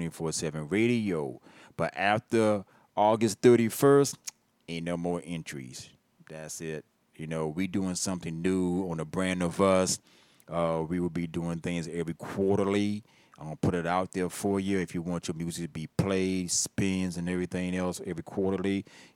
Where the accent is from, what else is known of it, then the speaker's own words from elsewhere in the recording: Hampton, Virginia, United States; I'm from Virginia. That's right. Born, birth, right there, VA, North Fork, H-Town, Hampton, Virginia